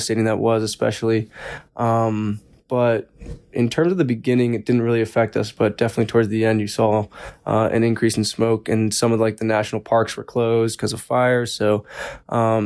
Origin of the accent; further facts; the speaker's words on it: Asheville, North Carolina, United States; I'm from Asheville, North Carolina